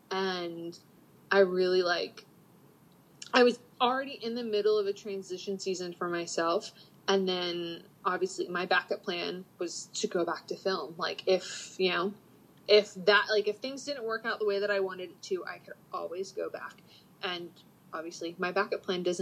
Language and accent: English; the South, United States; and growing up in the South, there's such a stigma, like, mindset of getting married young, having babies young